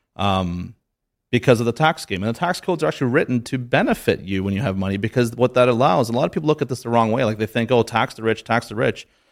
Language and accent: English; Canada; I'm from Canada